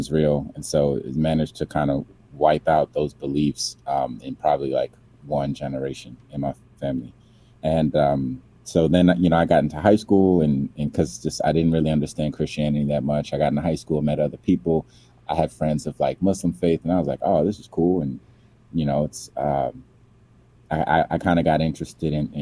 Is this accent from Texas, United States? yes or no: no; Silver Spring, Maryland, United States; also born or lived in Atlanta, Georgia / Nigeria; I grew up in the DMV, as it's called, by way of Silver Spring, Maryland.